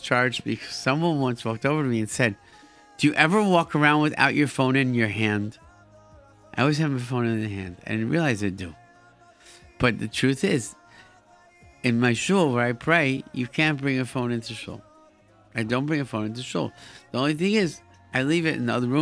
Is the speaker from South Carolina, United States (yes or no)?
no; Rochester, New York, United States; now in Brooklyn, United States; growing up in Rochester, where I grew up